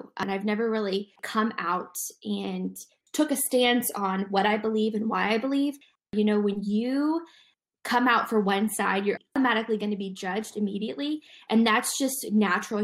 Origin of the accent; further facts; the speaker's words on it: Dayton, Ohio, United States; now in Zionsville, United States; I'm originally from Dayton, Ohio